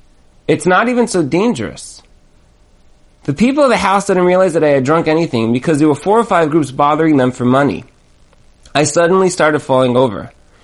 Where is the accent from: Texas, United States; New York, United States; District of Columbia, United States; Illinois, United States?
New York, United States; Brooklyn; To me, these signs blended right into the background with the other signs hanging up around my hometown of Brooklyn, New York.